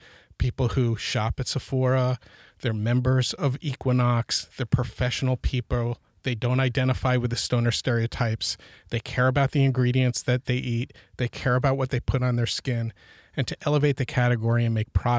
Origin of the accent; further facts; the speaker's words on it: New York, United States; now in California, United States; We're originally from New York, and we moved to California in 2000.